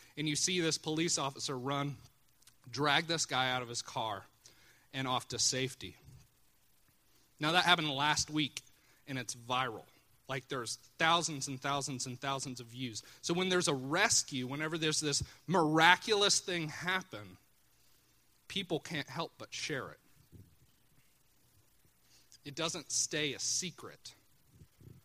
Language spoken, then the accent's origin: English; Chillicothe, United States; Chillicothe's my hometown